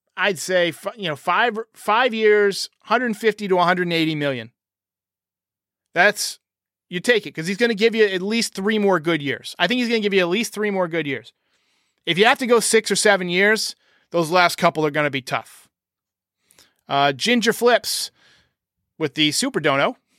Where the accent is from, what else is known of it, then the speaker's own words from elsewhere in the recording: New York, United States; moved away as an adult; now in North Carolina, United States; I grew up in New York. I lived in New York for a long time, but I live in North Carolina